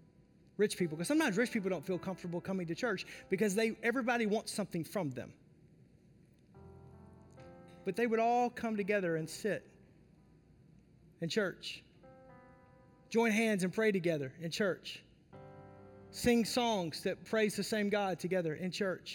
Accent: the South, United States; I grew up in the South

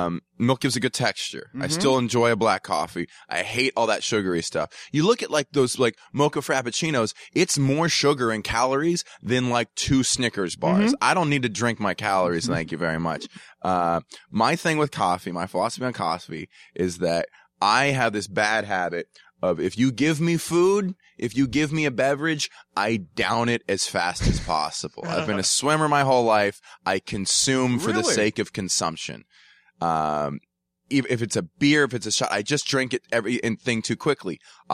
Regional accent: Atlanta, Georgia, United States; I grew up in Atlanta, math kid in high school, swam, wasn't that great at it.

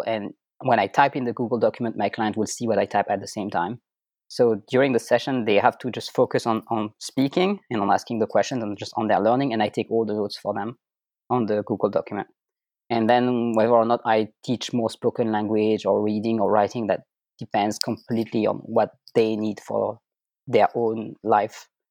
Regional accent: France; first language French; English is a second language; moved away as an adult; also born or lived in Germany; now in Austria; French is my native language

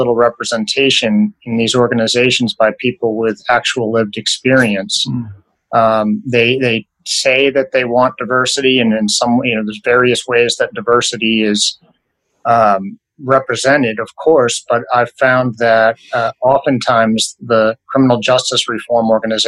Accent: Portland, Maine, United States; moved away; I'm from Portland, Maine originally, so I'm a Northeast guy too

